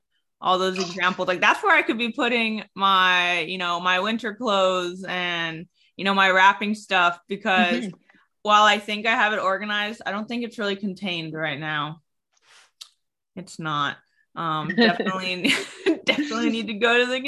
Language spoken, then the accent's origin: English; San Diego, California, United States; now in Connecticut, United States; I'm from San Diego, so I've never experienced seasons